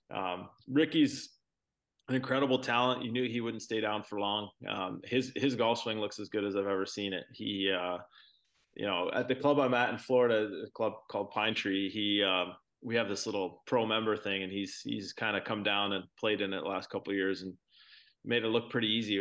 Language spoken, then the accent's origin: English; Brantford, Ontario, Canada; also born or lived in Toronto area; I was born in in Toronto area, but I grew up in Brantford, which is about an hour from Toronto